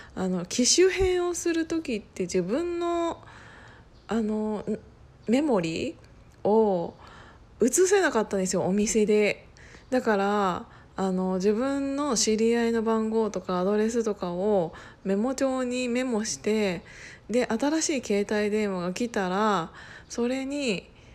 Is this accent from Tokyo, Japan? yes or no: no; Gunma, Japan; moved away as an adult; also born or lived in Osaka; その群馬県出身って言ってるじゃないですか